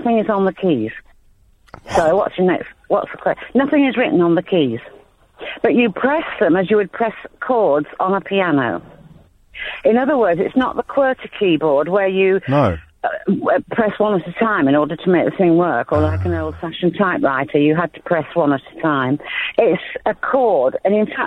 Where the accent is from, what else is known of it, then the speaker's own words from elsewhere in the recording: Nottinghamshire, East Midlands, United Kingdom; also born or lived in Manchester; I was born in Manchester, grew up in Nottinghamshire.